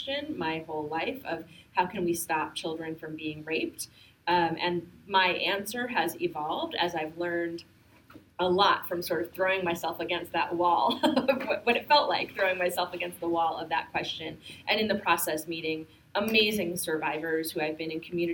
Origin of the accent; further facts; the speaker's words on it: Bergenfield, New Jersey, United States; also born or lived in Jackson Heights, New York; I grew up in Jackson Heights a little bit and then from the age of four onwards in a very working class immigrant community in northern New Jersey, and so maybe 20 minutes across the George Washington Bridge in Bergenfield